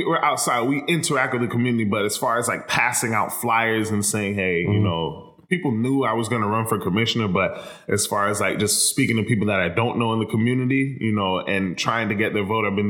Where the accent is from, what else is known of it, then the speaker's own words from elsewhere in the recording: Myanmar; But so I'm from Myanmar.